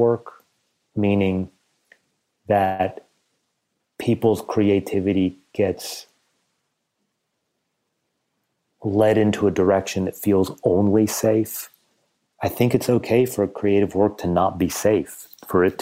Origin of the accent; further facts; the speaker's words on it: United States; I'm Iranian and don't quite belong in America, but because I was raised in America, I don't really belong as an Iranian